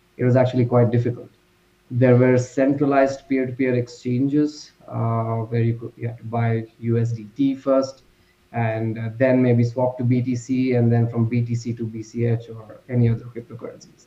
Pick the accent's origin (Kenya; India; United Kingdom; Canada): India; I'm from India